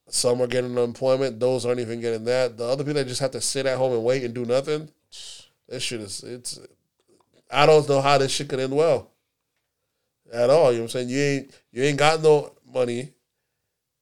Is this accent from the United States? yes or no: yes; the South, United States; We're from the South